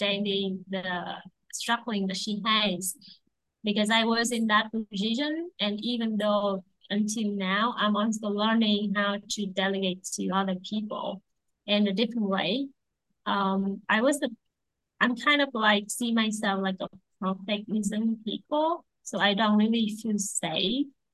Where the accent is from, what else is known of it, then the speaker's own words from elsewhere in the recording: Vietnam; I'm from Vietnam